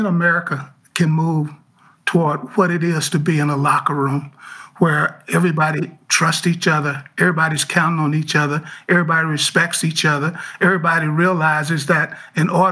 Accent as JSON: {"language": "English", "town": "Muscle Shoals", "region": "Alabama", "country": "United States", "tie": "born or raised there", "also_born_or_lived": "Cleveland / Baltimore", "moved": "as an adult", "said": "growing up in Alabama in the 60s and the 70s"}